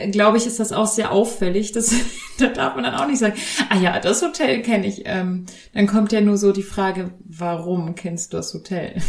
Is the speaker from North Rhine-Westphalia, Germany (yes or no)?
no; Bavaria, Germany; ich bin ja in, in Bayern aufgewachsen